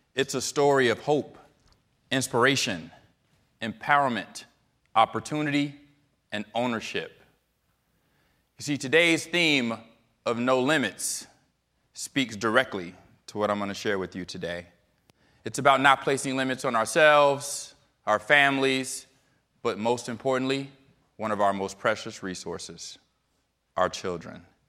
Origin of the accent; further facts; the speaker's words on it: Chicago, Illinois, United States; I am in Chicago, Illinois, my lovely hometown